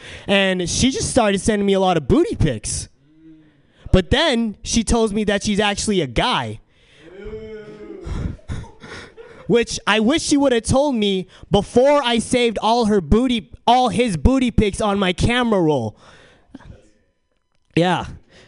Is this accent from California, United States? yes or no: yes; San Diego, California, United States; now in San Francisco, United States; So I'm from San Diego, and I noticed San Diego and San Francisco, two very different cities.